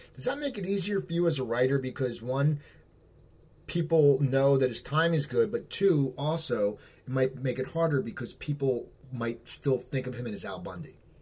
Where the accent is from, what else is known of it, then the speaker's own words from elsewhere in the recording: outside Philadelphia, Pennsylvania, United States; moved away as an adult; also born or lived in Los Angeles; I moved back to where I grew up in outside Philadelphia